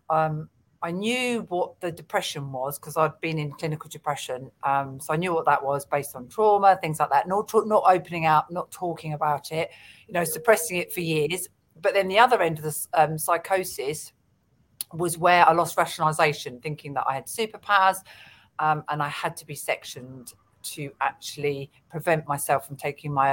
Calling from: London, United Kingdom; I'm coming from London.

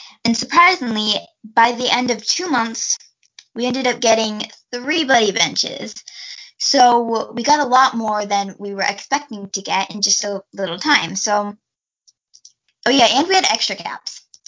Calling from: Fort Wayne, Indiana, United States; I am 11 years old. And right now, I am calling from Fort Wayne, Indiana.

